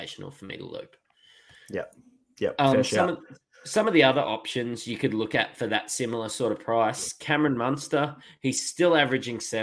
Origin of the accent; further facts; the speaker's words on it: Queensland, Australia; As a Queenslander